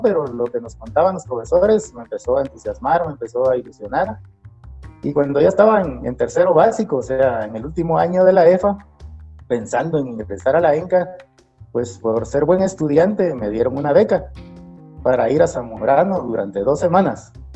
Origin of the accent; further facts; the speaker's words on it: Sololá, Guatemala; yo nací aquí en, Sololá y aquí básicamente crecí